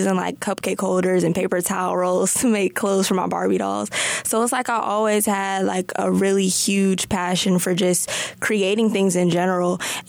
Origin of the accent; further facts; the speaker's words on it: Detroit, Michigan, United States; we're born and raised in Detroit, and no matter where we go, we're still going to be born and raised in Detroit.